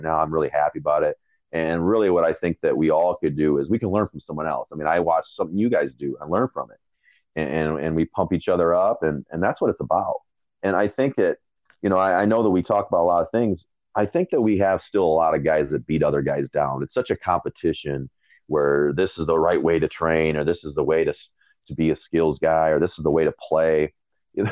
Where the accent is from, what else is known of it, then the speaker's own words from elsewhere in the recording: Michigan, United States; I grew up in Michigan.